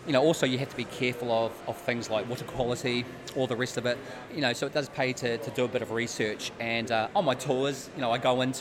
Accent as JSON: {"language": "English", "country": "New Zealand", "also_born_or_lived": "East Neuk, Scotland", "moved": "as an adult", "lives_now": "Scotland", "said": "I'm originally from New Zealand. I've been in the East Nuke now for 3 years."}